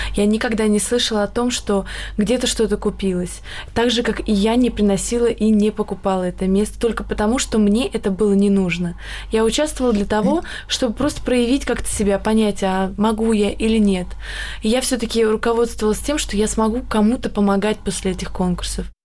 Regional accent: Republic of Karelia, Russia; я из Карелии

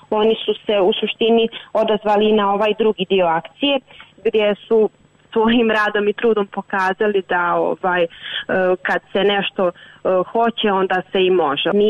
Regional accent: Prijedor, Republika Srpska, Bosnia & Herzegovina

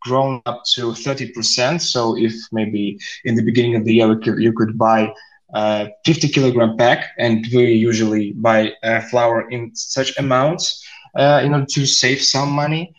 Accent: Tajikistan; we in Tajikistan

